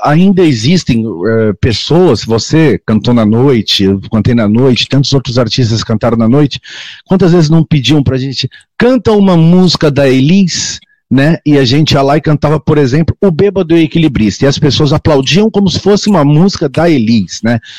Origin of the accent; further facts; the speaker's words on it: Santos, São Paulo, Brazil; eu sou da cidade, minha cidade natal é Santos, é, no estado de São Paulo, litoral